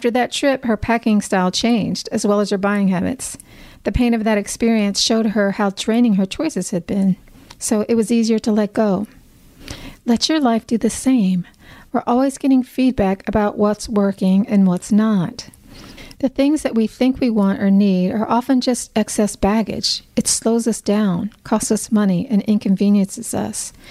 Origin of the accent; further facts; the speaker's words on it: United States; As an American